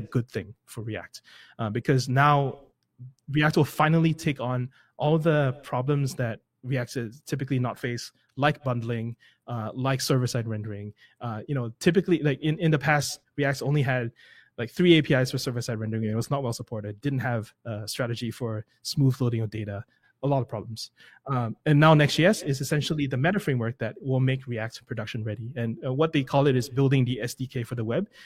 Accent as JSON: {"language": "English", "country": "Singapore", "first_language": "English", "moved": "yes", "said": "I come from Singapore, I don't come from the U S"}